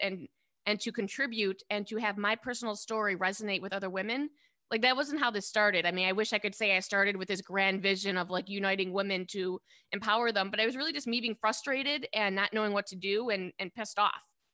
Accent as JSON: {"language": "English", "town": "Detroit", "region": "Michigan", "country": "United States", "also_born_or_lived": "New York", "moved": "as an adult", "said": "I moved home to Detroit from New York about ten years ago"}